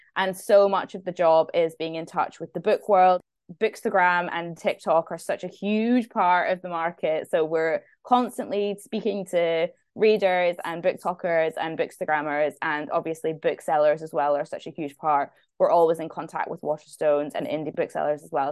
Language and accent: English; Scotland, United Kingdom; now in London, United Kingdom; I'm Scottish, and I'm living in London